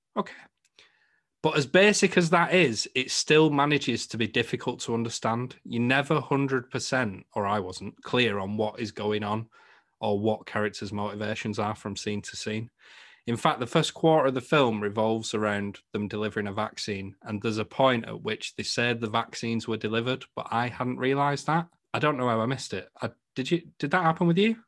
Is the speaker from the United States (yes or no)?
no; the north of England, United Kingdom; accent: Northern; my Northern accent